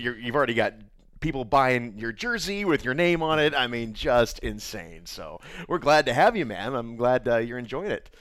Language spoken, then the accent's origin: English; Indiana, United States; I'm from Indiana